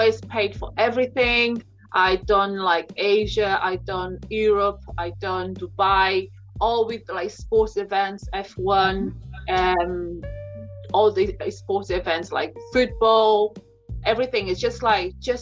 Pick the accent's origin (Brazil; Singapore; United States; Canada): Brazil; moved away as an adult; I'm originally from Brazil, came here